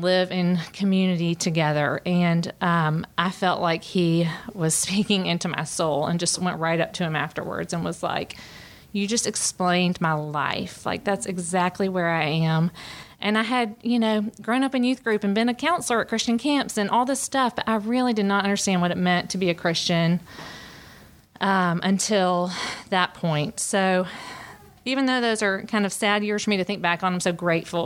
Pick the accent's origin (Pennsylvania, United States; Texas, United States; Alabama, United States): Alabama, United States; Birmingham; moved away as an adult; I am originally from Birmingham, Alabama, and I've lived here for about 14 years and grew up in a really happy home